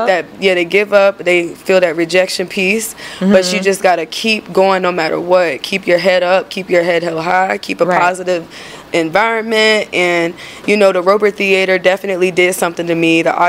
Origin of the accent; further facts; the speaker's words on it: Rocky Mount, Virginia, United States; now in Charlotte, United States; Rocky Mount, Virginia.